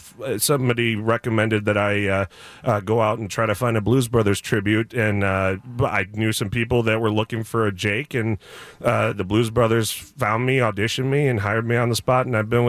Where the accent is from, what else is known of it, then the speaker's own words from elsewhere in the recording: Buffalo Grove, Illinois, United States; also born or lived in Highland Park, Illinois; now in Glenview, United States; Well, I was born in Highland Park and then was raised in Buffalo Grove, and now my wife and I live in Glenview.